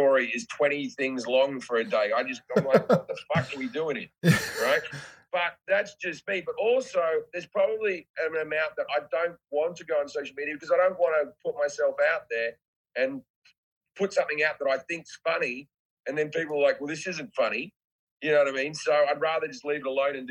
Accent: Australia; I'm just Australian.

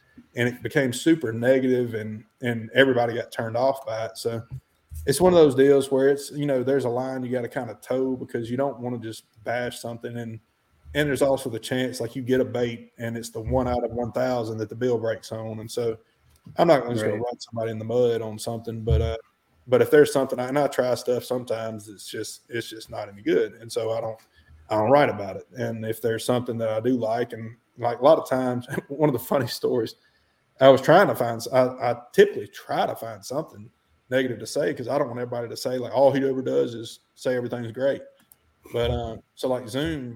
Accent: Alabama, United States; I'm from the South

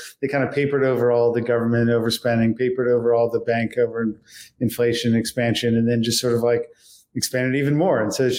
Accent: Washington, District of Columbia, United States; I'm from Washington, D.C. So growing up around the problem

